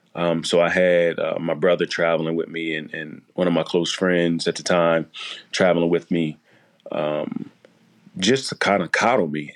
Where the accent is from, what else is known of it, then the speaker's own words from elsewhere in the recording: Chester, Pennsylvania, United States; growing up in Chester